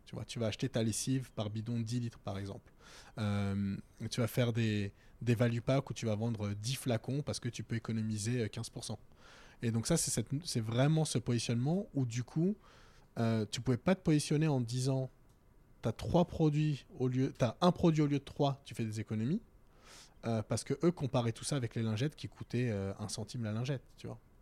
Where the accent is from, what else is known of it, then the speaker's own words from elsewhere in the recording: Val-de-Marne, Paris suburbs, Île-de-France, France; moved away as an adult; also born or lived in Strasbourg / Germany / Tokyo / London; now in Paris, France; quand tu grandis dans le 94 ou quand tu grandis en banlieue